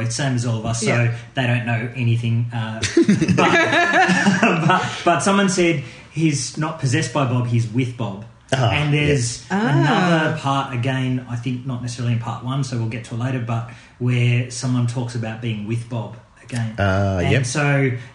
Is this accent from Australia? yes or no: yes; Australia; as Australian snobs